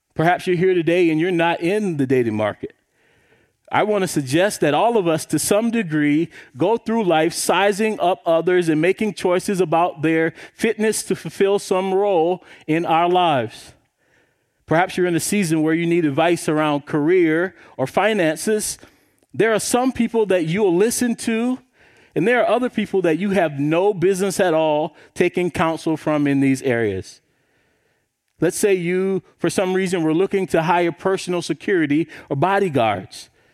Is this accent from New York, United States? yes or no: no; South Carolina, United States; I grew up in South Carolina